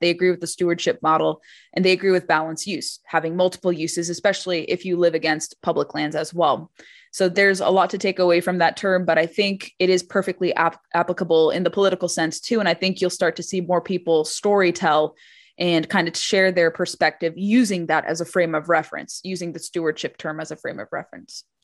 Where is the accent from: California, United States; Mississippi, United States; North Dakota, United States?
California, United States; growing up in California